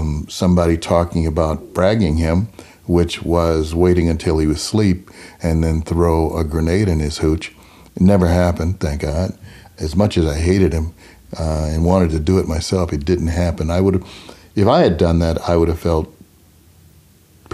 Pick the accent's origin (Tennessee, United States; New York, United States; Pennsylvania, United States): Tennessee, United States; Memphis; I was born in Memphis, Tennessee in 1949